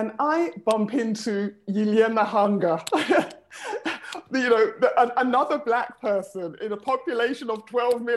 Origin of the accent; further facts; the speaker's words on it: London, United Kingdom; moved away as an adult; now in Moscow, Russia; I was born and raised in London, England, of Caribbean heritage, Grenada, to be precise